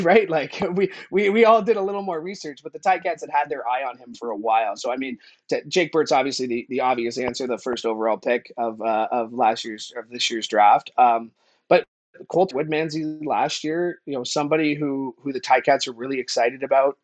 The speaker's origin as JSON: {"language": "English", "area": "Niagara", "region": "Ontario", "country": "Canada", "tie": "born or raised there", "also_born_or_lived": "Hamilton", "said": "I grew up in Niagara, which, you know, is about a forty-five minute drive, thirty minute drive from, from, from Hamilton"}